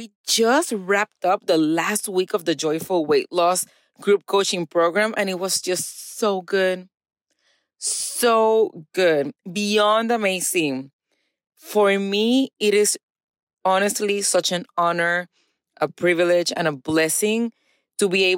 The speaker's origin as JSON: {"language": "English", "country": "Puerto Rico", "tie": "born or raised there", "moved": "yes", "lives_now": "East Texas, United States", "said": "I was born and raised in Puerto Rico"}